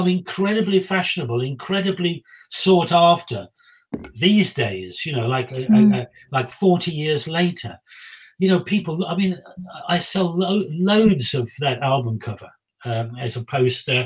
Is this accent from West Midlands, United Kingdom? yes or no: yes; Black Country, West Midlands, United Kingdom; I'm from the Black Country